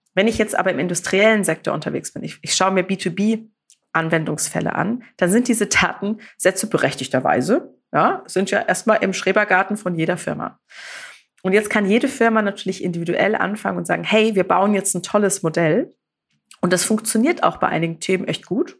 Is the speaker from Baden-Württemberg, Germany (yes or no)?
yes; Karlsruhe, Baden-Württemberg, Germany; ich bin ja aus Karlsruhe